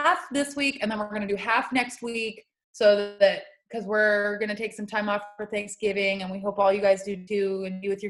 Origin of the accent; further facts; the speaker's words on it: Morro Bay, California, United States; now in San Simeon, United States; I'm from Morro Bay.